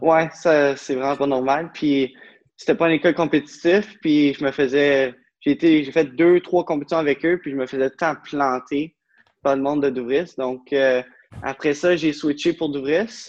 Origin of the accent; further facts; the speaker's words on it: Beauce, Quebec, Canada; moved away as an adult; now in Ottawa, Canada; je viens de la Beauce. Puis maintenant, je reste à Ottawa depuis 10-11 ans